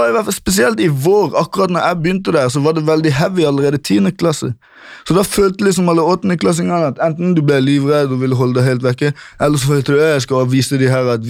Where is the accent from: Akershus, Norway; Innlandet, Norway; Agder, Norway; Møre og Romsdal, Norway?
Agder, Norway; Kristiansand; Jeg kommer først fra Grim, et område i Kristiansand som er veldig berykta for ungdomskriminalitet og pøbelstreker.